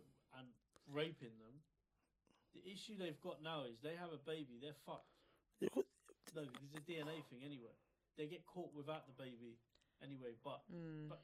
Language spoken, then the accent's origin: English; England, United Kingdom; as British people or growing up in England